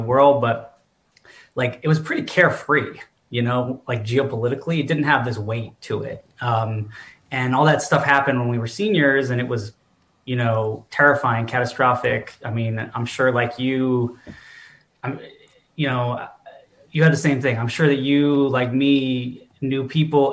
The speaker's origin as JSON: {"language": "English", "area": "Westchester County", "region": "New York", "country": "United States", "tie": "born or raised there", "moved": "yes", "said": "I grew up in Westchester County, New York, north of New York City in the 90s"}